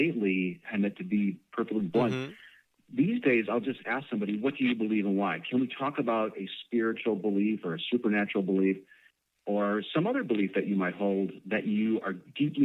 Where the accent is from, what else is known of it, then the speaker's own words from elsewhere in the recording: Chicago, Illinois, United States; moved away; I'm from Chicago originally